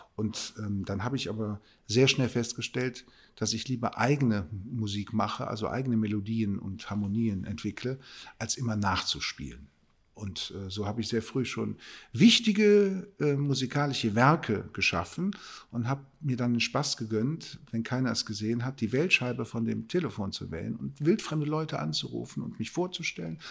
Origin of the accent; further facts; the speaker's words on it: Cologne, North Rhine-Westphalia, Germany; Dafür bin ich Kölner